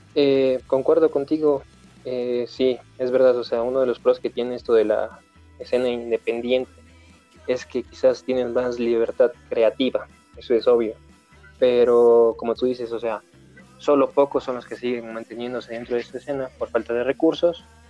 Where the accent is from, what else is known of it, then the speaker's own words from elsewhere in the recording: Ecuador; nosotros eh, somos ecuatorianos